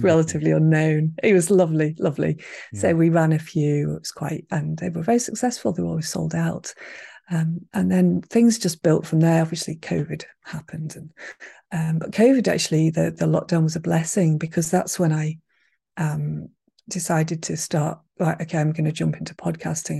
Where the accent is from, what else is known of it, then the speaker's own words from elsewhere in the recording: Manchester, North West England, United Kingdom; moved away as an adult; now in Highlands, Scotland; I was brought up in Manchester